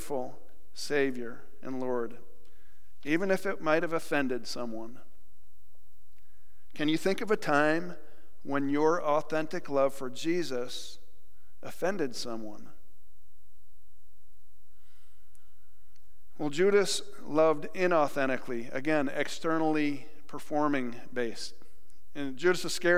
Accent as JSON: {"language": "English", "region": "New York", "country": "United States", "moved": "yes", "said": "my home state"}